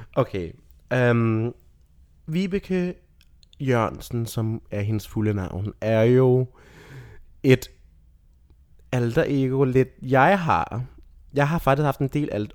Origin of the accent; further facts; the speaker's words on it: Rødby, Zealand, Denmark; moved away; boede i Rødby, nede på Lolland